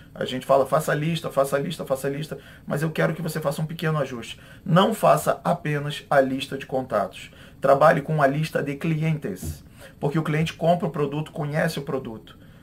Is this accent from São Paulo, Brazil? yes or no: no; Rio de Janeiro, Brazil; eu sou é, do Rio de Janeiro